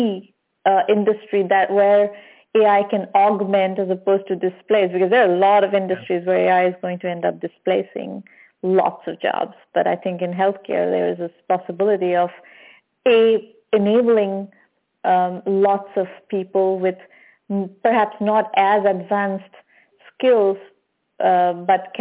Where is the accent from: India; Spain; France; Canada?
India; moved away; I'm originally from India